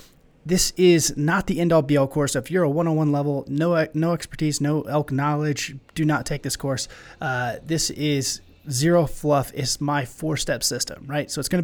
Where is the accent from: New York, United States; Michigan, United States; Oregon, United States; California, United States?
Oregon, United States; born or raised there